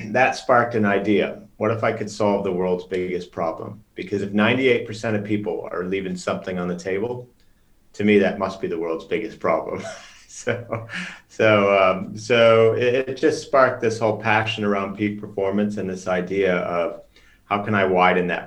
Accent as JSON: {"language": "English", "town": "Chicago", "region": "Illinois", "country": "United States", "tie": "born or raised there", "also_born_or_lived": "Norway", "moved": "as an adult", "lives_now": "London, United Kingdom", "said": "grew up in Chicago for the most part"}